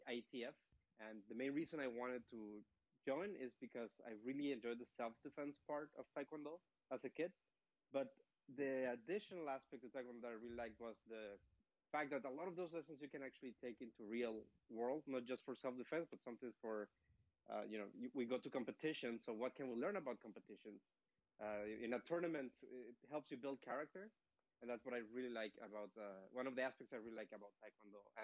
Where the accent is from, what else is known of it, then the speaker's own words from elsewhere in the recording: Mexico; moved away as an adult; also born or lived in Stanford, California; now in Pleasanton, United States; I'm originally from Mexico